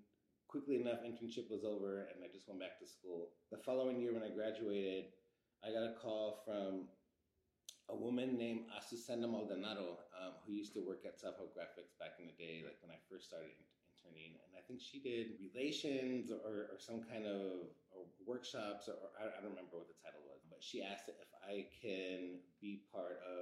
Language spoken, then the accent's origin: English; Los Angeles, California, United States; growing up in East Los Angeles